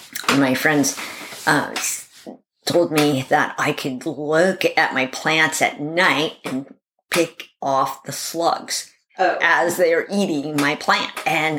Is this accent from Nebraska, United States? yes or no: no; Seattle, Washington, United States; I grew up in Seattle, Washington